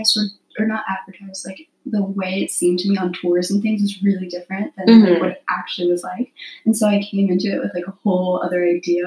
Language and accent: English; Miami, Florida, United States; moved away as an adult; now in New York, United States; I'm from Miami, Florida